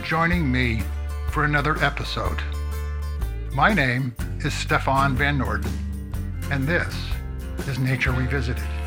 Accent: New England, United States; I grew up in New England where the landscape is mostly trees

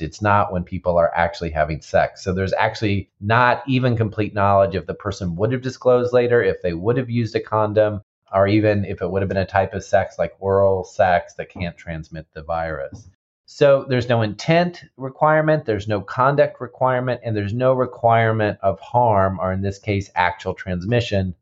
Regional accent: Kansas City, Missouri, United States; So, Missouri, I'm actually from Missouri. I grew up in Kansas City

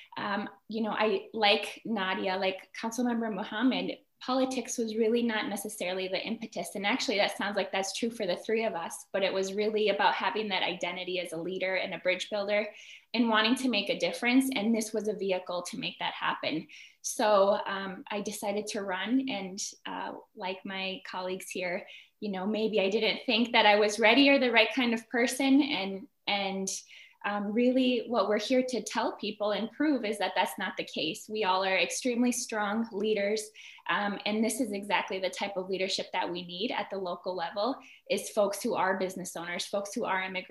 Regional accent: Midwest, United States; I was born here in the Midwest.

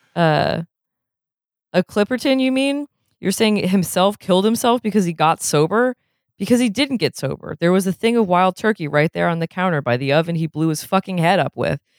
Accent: New England, United States; I'm from New England

